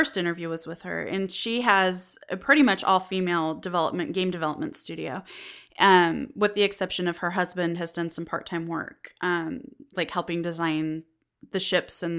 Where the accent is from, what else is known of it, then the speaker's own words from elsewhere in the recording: Western United States, United States; I grew up in the Western United States. There's not a lot of diversity where I'm from.